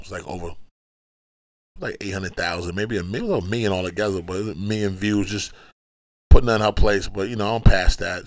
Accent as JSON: {"language": "English", "town": "New York City", "region": "New York", "country": "United States", "said": "I'm from Brooklyn"}